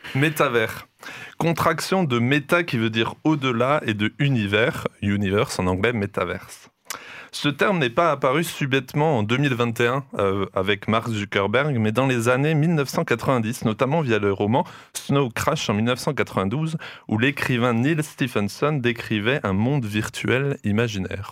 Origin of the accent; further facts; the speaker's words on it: France; ici chez nous en France